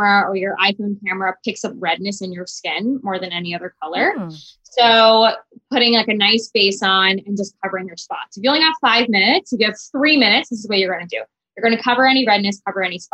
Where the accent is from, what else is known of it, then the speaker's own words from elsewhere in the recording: Miami, Florida, United States; I grew up in Miami